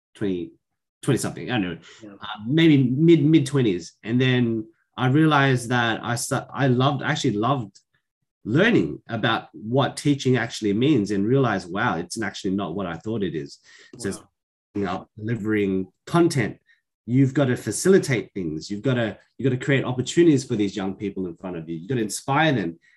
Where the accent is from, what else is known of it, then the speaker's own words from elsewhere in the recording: Sydney, New South Wales, Australia; raised here in Sydney, in particular Western Sydney.